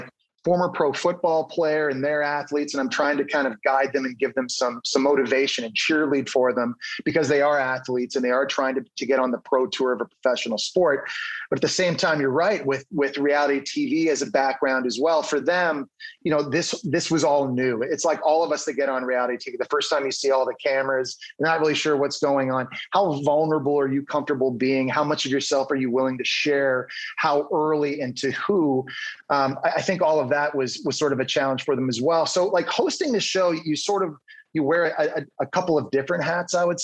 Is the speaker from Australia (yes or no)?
no; Ottawa, Ontario, Canada; now in United States; I'm from Ottawa, Canada